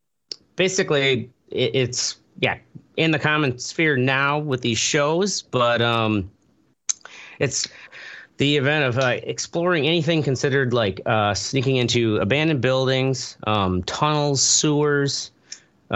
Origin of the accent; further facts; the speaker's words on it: near Dubuque, Iowa, United States; this old club restaurant near my hometown